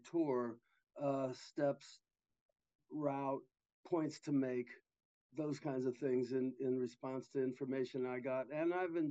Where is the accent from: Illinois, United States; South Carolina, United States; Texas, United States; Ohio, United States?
Ohio, United States; Columbus; now in Athens, United States; I grew up in Columbus on the west side.